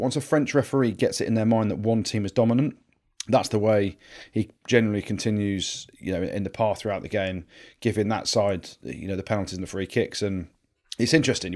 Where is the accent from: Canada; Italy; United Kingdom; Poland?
United Kingdom; England; I'm English